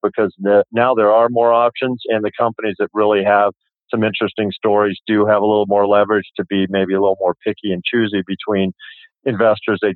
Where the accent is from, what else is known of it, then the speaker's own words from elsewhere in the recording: Colorado, United States; I'm from Colorado originally